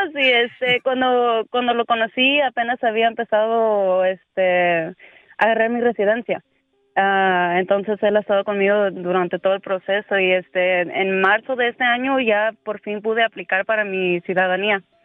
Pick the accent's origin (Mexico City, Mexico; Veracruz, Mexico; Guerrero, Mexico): Veracruz, Mexico; Coatzacoalcos; moved away; originalmente soy de Veracruz, Coatzacoalcos.